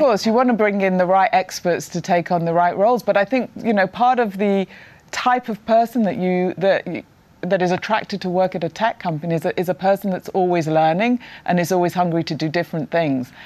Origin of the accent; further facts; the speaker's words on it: Prestwich, North West England, United Kingdom; I grew up in the north of England uh, in Prestwich, Manchester